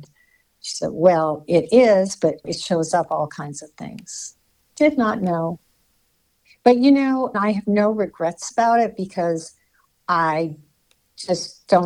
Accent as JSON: {"language": "English", "region": "Hawaii", "country": "United States", "tie": "born or raised there", "said": "I'm from Hawaii. I was born there. I grew up there."}